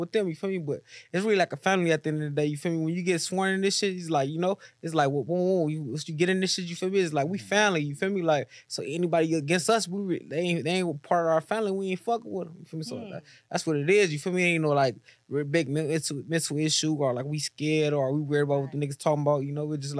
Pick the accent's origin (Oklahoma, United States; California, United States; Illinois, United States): California, United States; Los Angeles; I'm from LA, South Park area